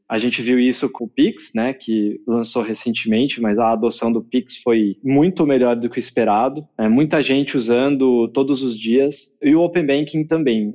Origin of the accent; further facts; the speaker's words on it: Brazil; also born or lived in United States / China; eu cresci aqui no Brasil, mas eu fui fazer faculdade nos Estados Unidos